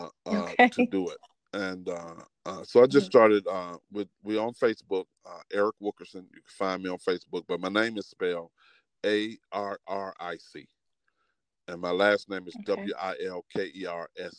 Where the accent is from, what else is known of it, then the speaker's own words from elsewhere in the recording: Memphis, Tennessee, United States; now in Detroit, United States; my hometown